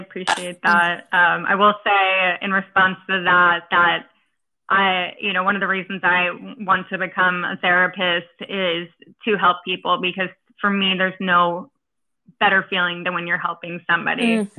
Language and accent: English; East Coast, United States; now I'm from the East Coast, and I lived through Hurricane Sandy and Hurricane Irene.